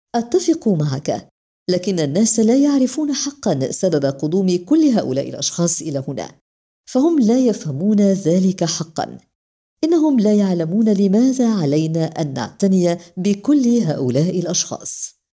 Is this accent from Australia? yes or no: yes; Australia; moved away as an adult; also born or lived in Sydney, Australia; now in Turkey; لقد نشأت في أستراليا أنا محظوظة جدا لأنني نشأت في أستراليا لكن في النهاية أنا تركية